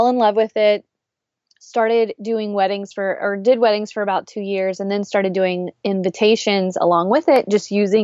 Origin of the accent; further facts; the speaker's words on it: South Louisiana, United States; I am born and raised in South Louisiana